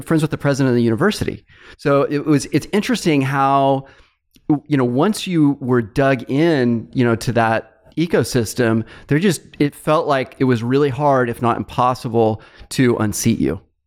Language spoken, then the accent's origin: English; Fresno, California, United States; my hometown, Fresno State